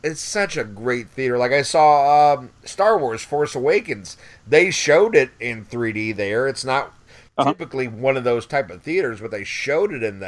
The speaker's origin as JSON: {"language": "English", "area": "about an hour south of Chicago", "region": "Illinois", "country": "United States", "tie": "born or raised there", "moved": "yes", "lives_now": "New Orleans, United States"}